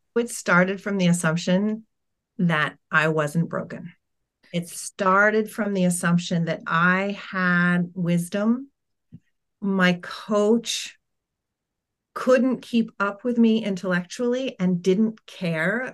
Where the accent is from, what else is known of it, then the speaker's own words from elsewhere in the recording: United States; accent: American; also born or lived in United Kingdom; my family moved from the U K to the U S, and I started kindergarten